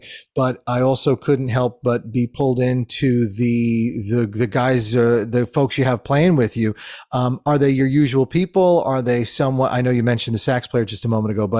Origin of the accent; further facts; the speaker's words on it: New Jersey, United States; I'm really from New Jersey